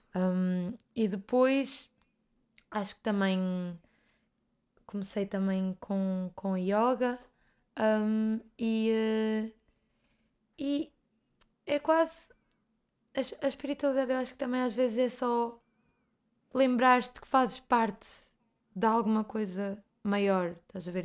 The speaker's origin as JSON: {"language": "Portuguese", "town": "Bragança", "region": "Bragança District", "country": "Portugal", "tie": "born or raised there", "also_born_or_lived": "Porto / Grijó", "moved": "as an adult", "said": "eu vim para o Porto estudar e eu vivia em Bragança"}